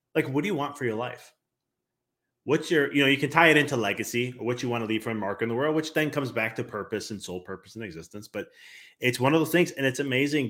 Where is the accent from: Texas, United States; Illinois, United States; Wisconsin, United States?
Illinois, United States; Chicago; I come from Chicago